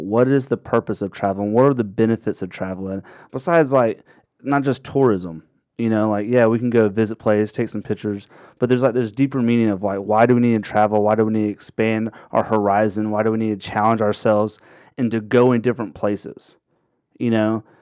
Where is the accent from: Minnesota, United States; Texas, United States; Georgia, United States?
Georgia, United States; Dahlonega; I grew up in Dahlonega, Georgia